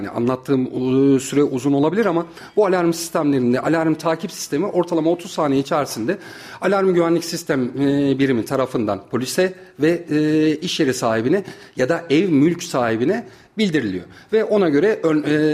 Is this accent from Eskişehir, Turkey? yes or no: no; Kayseri Province, Turkey; İlk, orta, lise, üniversite öğrenimimi Kayseri'de e, tamamladım. Kayseri'de doğdum. Kayseri'de büyüdüm.